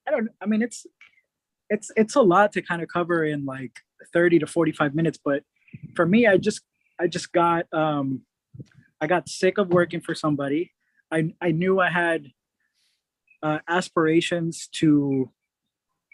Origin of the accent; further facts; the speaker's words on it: Atlanta, Georgia, United States; moved away as an adult; also born or lived in Puerto Rico; now in California, United States; I grew up 8.5 years in Puerto Rico. Had a significant loss in my family. Lost my mom and grandma at an early age. Oh. And ended up moving to Atlanta with my aunt and uncle, and stayed there till I was out of college